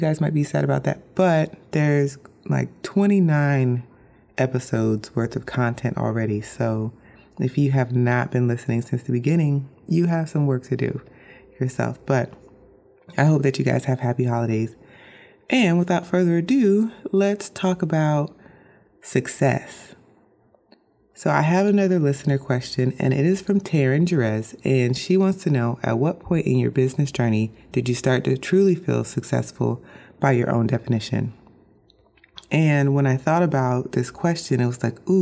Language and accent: English; Orlando, Florida, United States; now in Bradenton, United States; I grew up in Orlando, Florida